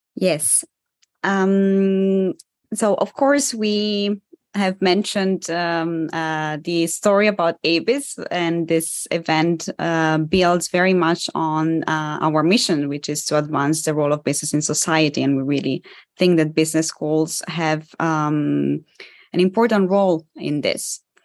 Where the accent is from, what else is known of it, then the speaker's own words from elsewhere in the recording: Italy; moved away; my parents are Polish, but I was born and raised in Italy.